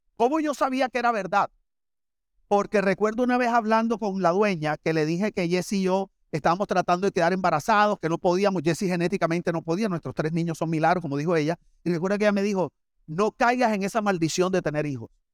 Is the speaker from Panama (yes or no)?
no; Barranquilla, Atlántico, Colombia; moved away as an adult; now in Miami, United States; yo vengo de Barranquilla